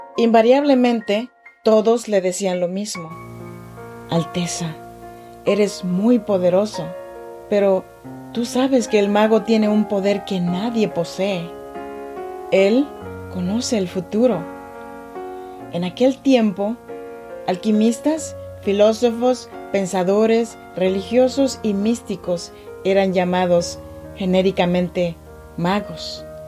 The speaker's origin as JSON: {"language": "Spanish", "area": "Chinantec region", "region": "Oaxaca", "country": "Mexico", "moved": "yes", "lives_now": "Sacramento, United States"}